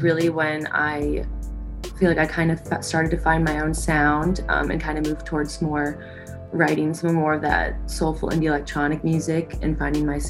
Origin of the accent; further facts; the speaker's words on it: Indianapolis, Indiana, United States; now in Nashville, United States; I grew up in Indianapolis